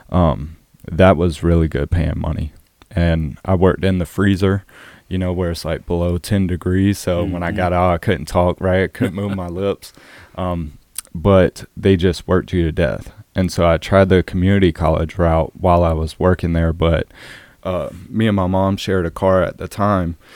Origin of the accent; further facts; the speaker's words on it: Orangeburg, South Carolina, United States; Yeah, and so it's one of the biggest counties in South Carolina, but there is nothing for the youth.